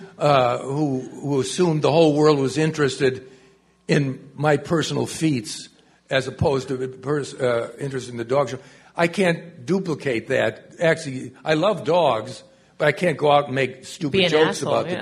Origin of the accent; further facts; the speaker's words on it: Cleveland, Ohio, United States; I'm from Cleveland. My father took me to the Municipal Stadium